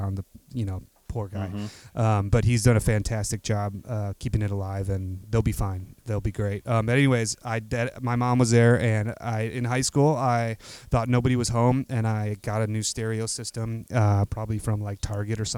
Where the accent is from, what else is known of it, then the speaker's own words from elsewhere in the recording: Arlington Heights, Illinois, United States; I grew up in the northwest suburbs, mostly of Illinois. A place called Arlington Heights